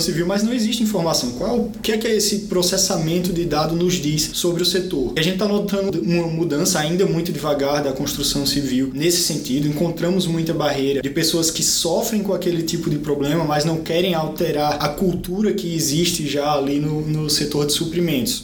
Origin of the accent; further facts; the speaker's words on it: Caruaru, Pernambuco, Brazil; moved away as an adult; also born or lived in Recife / Florianópolis / São Paulo; Eu vim do interior de Pernambuco, de uma cidade chamada Caruaru, e quando eu me mudei para a capital, Recife, eu fui estudar engenharia da computação